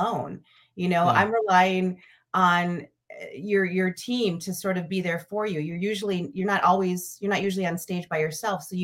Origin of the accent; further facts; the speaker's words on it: Minneapolis-St. Paul suburb, Minnesota, United States; moved away as an adult; now in Los Angeles, United States; I was born in Minnesota in a suburb of Minneapolis, St. Paul.